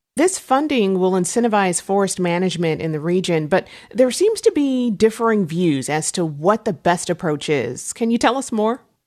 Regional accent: St. Louis, Missouri, United States; my hometown, Saint Louis

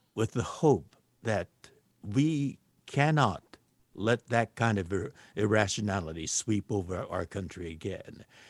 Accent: Los Angeles, California, United States; I was born here in Los Angeles

